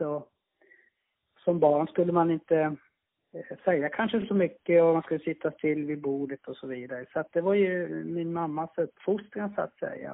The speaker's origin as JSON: {"language": "Swedish", "region": "Lapland", "country": "Finland", "tie": "born or raised there", "said": "Jag är uppvuxen i norra Finland, eh, tio mil norr om polcirkeln"}